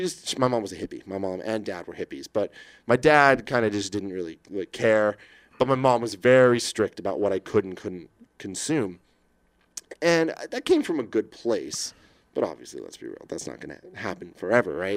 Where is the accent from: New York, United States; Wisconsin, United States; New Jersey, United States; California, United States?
California, United States; San Francisco; I grew up in San Francisco